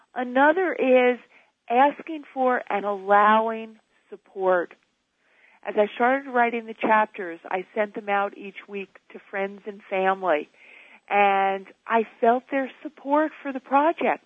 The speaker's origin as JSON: {"language": "English", "town": "New York City", "region": "New York", "country": "United States", "tie": "born or raised there", "said": "I was born and raised in New York"}